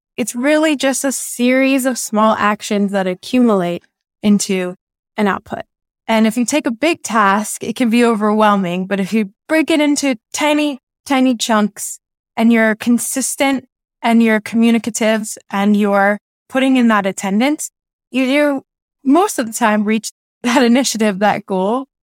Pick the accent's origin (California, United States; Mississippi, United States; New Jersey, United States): California, United States; Southern; I grew up in Southern California